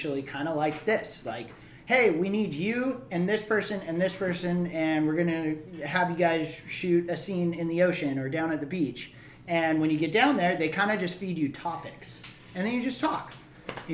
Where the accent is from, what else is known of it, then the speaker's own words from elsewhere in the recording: Hawaii, United States; I grew up in Hawaii